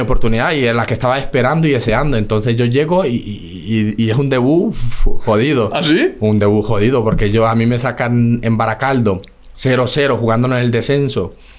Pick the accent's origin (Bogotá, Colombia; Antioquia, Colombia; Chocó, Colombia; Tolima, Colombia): Chocó, Colombia; moved away as an adult; also born or lived in Bogotá, Colombia; now in Spain; yo soy colombiano, llevo ya aquí 11 años, cumplo ahora en, en noviembre. Y nada, inicié en el equipo de mi pueblo